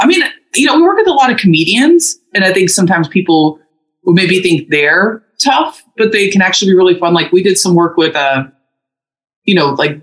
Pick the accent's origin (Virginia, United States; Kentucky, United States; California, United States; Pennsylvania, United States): Kentucky, United States; Louisville